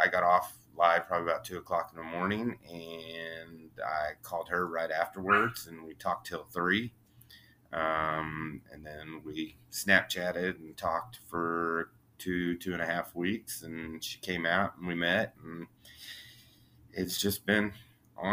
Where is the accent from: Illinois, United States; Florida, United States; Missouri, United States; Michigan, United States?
Missouri, United States; Monett; moved away as an adult; now in Kansas City, United States; I grew up in a little town called Monette, Missouri in Southwest Missouri